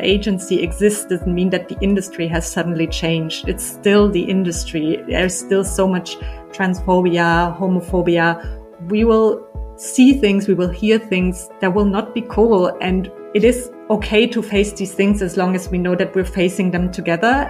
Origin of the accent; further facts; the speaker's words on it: Germany; also born or lived in Berlin; I'm from Germany and I'm in Berlin for about 10 years.